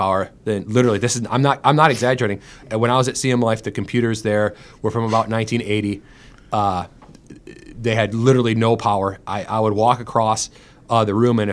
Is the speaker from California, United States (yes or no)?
no; Clawson, Michigan, United States; moved away as an adult; now in St. Louis, United States; I'm from Clawson, Michigan, which is in Oakland County, in between Royal Oak and Troy.